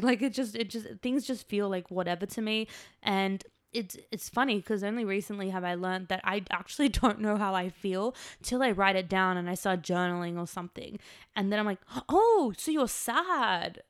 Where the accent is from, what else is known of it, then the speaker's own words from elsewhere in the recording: Australia; moved away as an adult; now in Los Angeles, United States; I'm from Australia